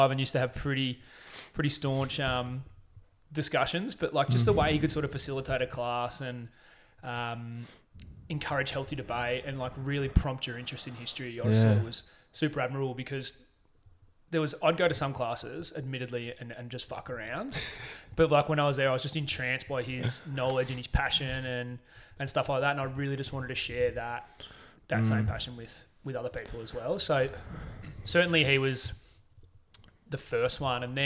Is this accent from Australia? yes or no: yes; Portland, Victoria, Australia; moved away as an adult; growing up in Portland